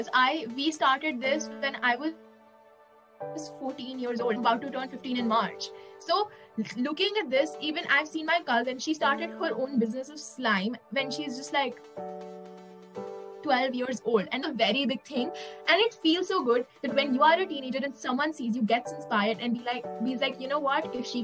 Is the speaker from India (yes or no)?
yes; India; being an Indian